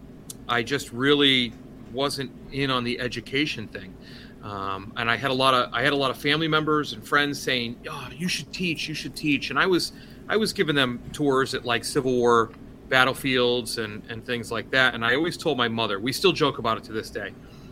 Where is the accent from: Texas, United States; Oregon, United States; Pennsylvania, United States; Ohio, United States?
Oregon, United States; also born or lived in Connecticut; now in Massachusetts, United States; I'm originally from Oregon, but then I lived in Connecticut for a while